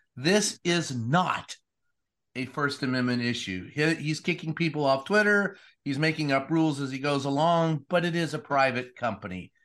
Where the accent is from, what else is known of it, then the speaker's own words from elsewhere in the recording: Kentucky, United States; I grew up with that in Kentucky